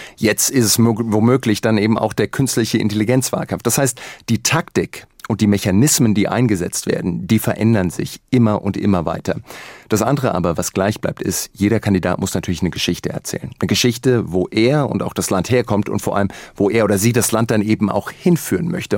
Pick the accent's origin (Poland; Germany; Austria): Germany; bei uns in Deutschland